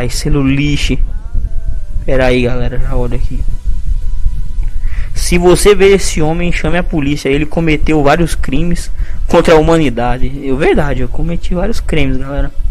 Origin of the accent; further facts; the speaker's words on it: Rio Grande do Sul, Brazil; Sou gaúcho direto do norte, leste e sul do litoral da fronteira do Paraguai. Ou seja, fim do mundo, né? Fim de mundo.